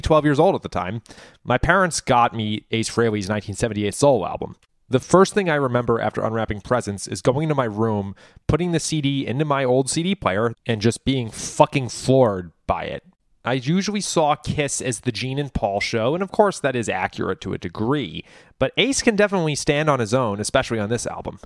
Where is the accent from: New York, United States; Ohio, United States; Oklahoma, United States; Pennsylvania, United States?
New York, United States; moved away; also born or lived in Richmond, Virginia; I'm from New York